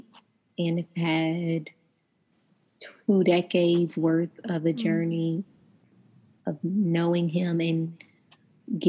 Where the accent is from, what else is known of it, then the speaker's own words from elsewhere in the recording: Indiana, United States; moved away as an adult; also born or lived in Atlanta, Georgia; now in Memphis, United States; I am from Indiana, now residing in Memphis with my family of three